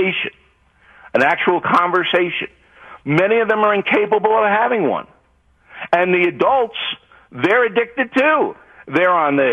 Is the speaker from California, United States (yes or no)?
no; Levittown, New York, United States; growing up in New York, like I was in Levittown